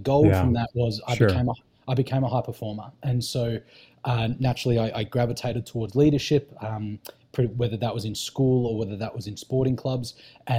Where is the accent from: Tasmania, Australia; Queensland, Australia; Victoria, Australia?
Victoria, Australia; country; So I grew up in country Victoria. So the most southeastern state of mainland Australia. And I grew up in a little country town of about 7,000 people.